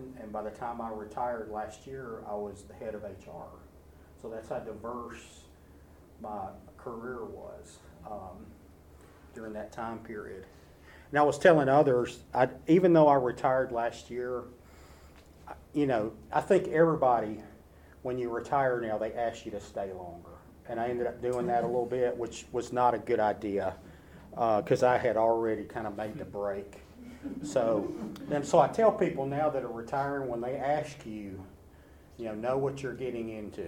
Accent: Nashville, Tennessee, United States; I grew up in the Donelson area

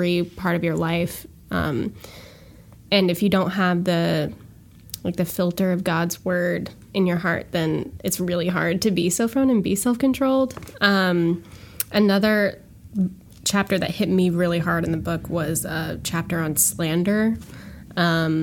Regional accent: Washington, United States; moved away as an adult; now in Virginia, United States; I'm from Washington State

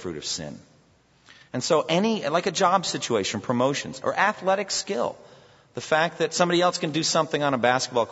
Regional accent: United States; One of the things about being Americans

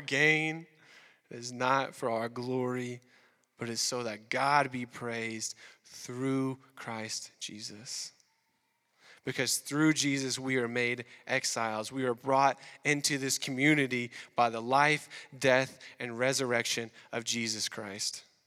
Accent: the South, United States; moved away as an adult; now in Quebec, Canada; we're from the South

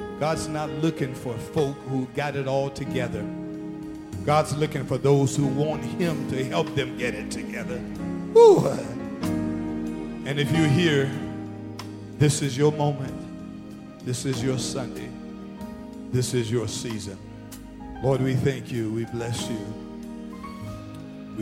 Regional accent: Arthurtown, South Carolina, United States; his family and I grew up together in Arthurtown

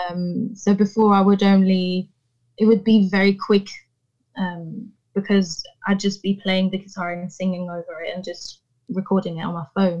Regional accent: Paris, Île-de-France, France; also born or lived in Rouen, Normandy; Paris is all I've ever known, really. It's my hometown. Um, mm. it's where I, I, I grew up.

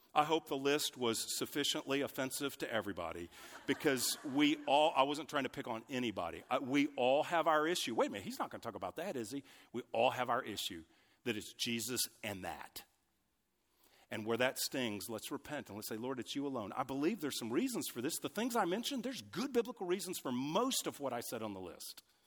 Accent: United States; I'm an American, grew up in the U S

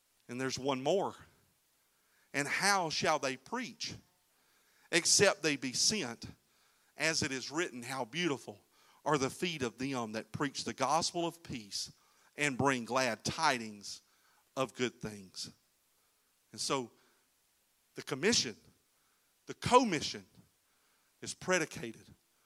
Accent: Florida, United States; We're from Florida

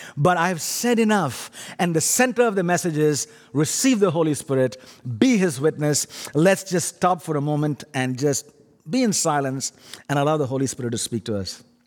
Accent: India; accent: funny accent; now in Canada; My funny accent is, actually, I'm an Indian

